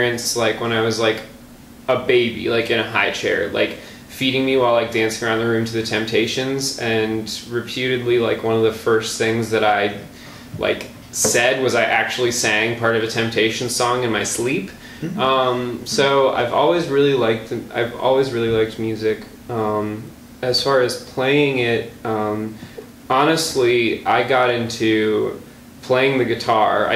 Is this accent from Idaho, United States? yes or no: no; Milwaukee, Wisconsin, United States; also born or lived in Galesburg, Illinois; I'm born and raised. I've been here for all but 3 years of my life, during which I was in Galesburg, Illinois. Mm-hmm. I've lived in the Milwaukee area forever.